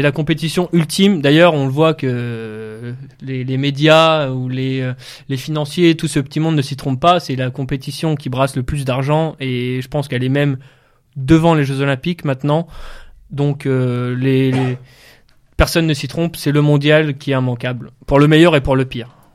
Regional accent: the Nord, Hauts-de-France, France; j'ai grandi un peu dans le Nord

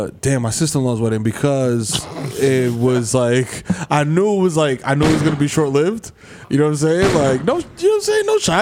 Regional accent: New York City, New York, United States; I'm still a dirty nigga from the Bronx

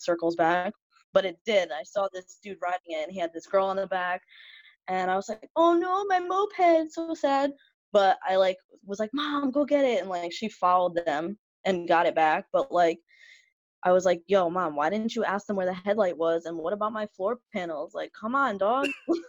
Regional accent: New Haven, Connecticut, United States; I am actually from New Haven, and we're in Connecticut

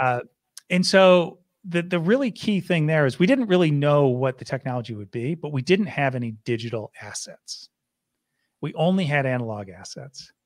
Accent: Syracuse, New York, United States; I grew up in Syracuse, New York.

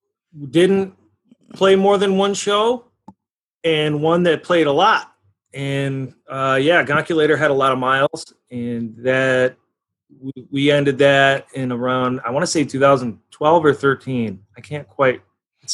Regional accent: Rochester, New York, United States; I was born here. I was raised here from Greece, Hilton area originally, and went to Hilton High School

